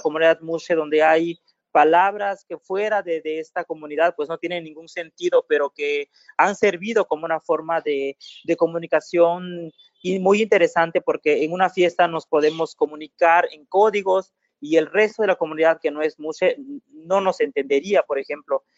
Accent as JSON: {"language": "Spanish", "town": "Juchitán", "region": "Oaxaca", "country": "Mexico", "said": "mi pueblo"}